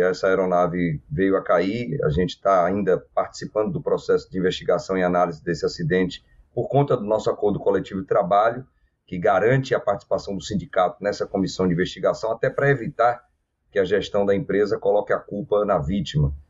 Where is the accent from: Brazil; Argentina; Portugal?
Brazil; Bahia; na Bahia, estado de onde eu sou é, de origem